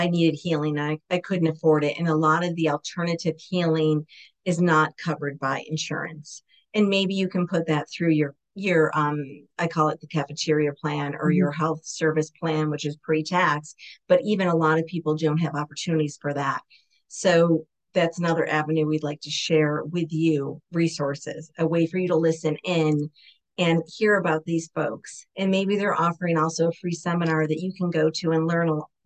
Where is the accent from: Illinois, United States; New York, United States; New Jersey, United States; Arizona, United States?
New York, United States; Syracuse; moved away as an adult; now in Maryland, United States; my hometown's Syracuse, New York